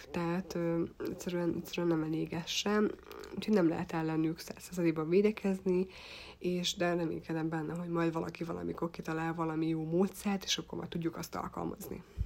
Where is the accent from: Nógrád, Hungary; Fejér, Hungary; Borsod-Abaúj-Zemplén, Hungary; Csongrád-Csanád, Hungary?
Borsod-Abaúj-Zemplén, Hungary; Tokaj; tokai vagyok, illetve itt nőttem fel